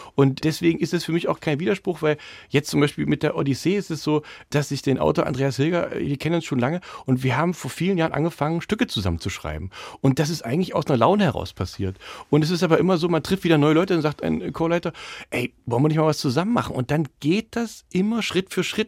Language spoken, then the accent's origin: German; Dessau, Saxony-Anhalt, Germany; accent: Saxony-Anhalt; moved away as an adult; also born or lived in Jena; now in Berlin, Germany; ich bin zwar in Jena geboren, aber ich habe meine ganze Jugend und Kindheit in Dessau verbracht